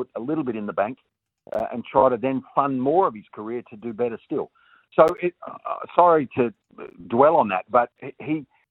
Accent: Australia; as an Australian

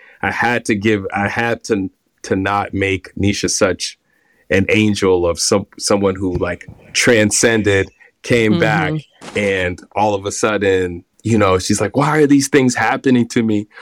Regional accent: Boston, Massachusetts, United States; now in New York, United States; I grew up in Boston. I grew up in the inner city of Boston

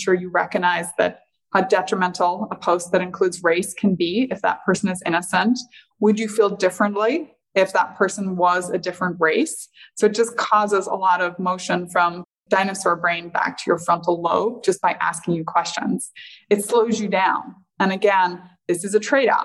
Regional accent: Northern Ireland, United Kingdom; moved away; growing up in Northern Ireland

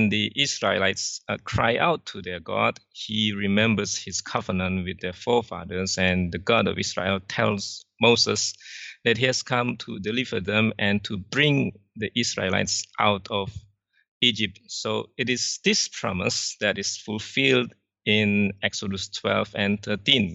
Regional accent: Indonesia; also born or lived in Singapore; I'm from Indonesia. I now live in Jakarta

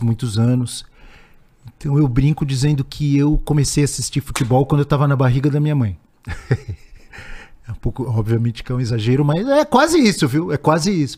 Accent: Santos, São Paulo, Brazil; eu nasci em Santos

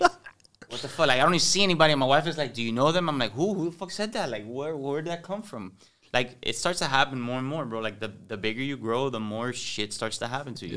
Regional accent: Miami, Florida, United States; accent: Cuban; also born or lived in Hialeah, Florida; I grew up in, in Westchester, but I played baseball my entire life, and I played baseball in, in H A A, High Aaliyah

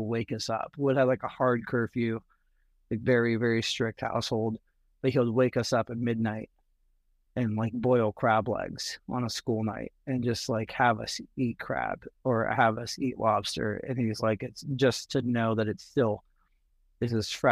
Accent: Burbank, California, United States; I grew up in Burbank.

